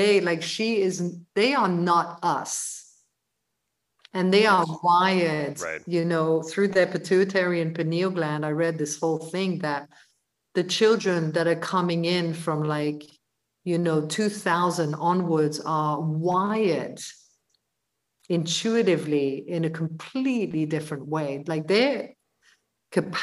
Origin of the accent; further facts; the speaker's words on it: London, United Kingdom; also born or lived in Brussels; I moved to London from Brussels when I was 11